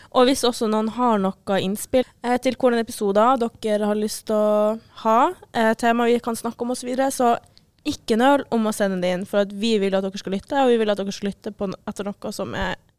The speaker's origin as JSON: {"language": "Norwegian", "region": "Northern Norway", "country": "Norway", "said": "jeg var fra eh, Nord-Norge"}